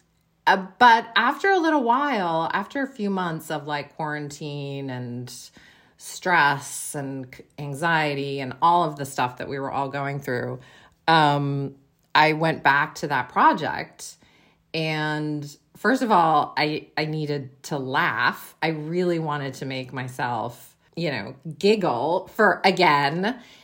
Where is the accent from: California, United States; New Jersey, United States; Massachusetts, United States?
Massachusetts, United States; Western; born or raised there; moved away as an adult; now in Seattle, United States